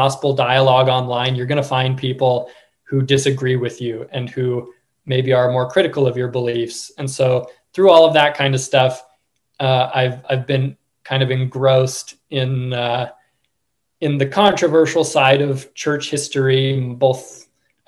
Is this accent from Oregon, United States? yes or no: yes; Oregon, United States; I grew up in Oregon